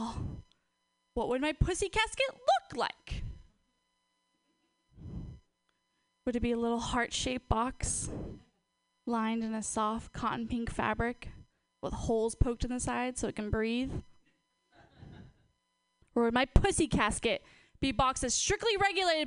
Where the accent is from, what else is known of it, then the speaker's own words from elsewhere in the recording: Portland, United States; I'm from Portland